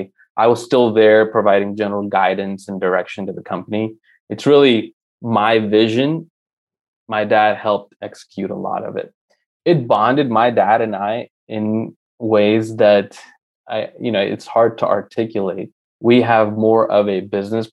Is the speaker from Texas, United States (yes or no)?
yes; Tyler, Texas, United States; also born or lived in Mumbai, India / New York; we came from Mumbai, India. I was 7 years old, and that was in 1997